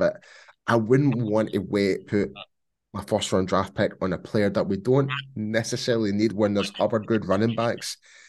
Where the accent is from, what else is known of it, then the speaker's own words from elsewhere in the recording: Scotland, United Kingdom; I'm definitely Scottish, but I can do pull off some different accents as well if you must.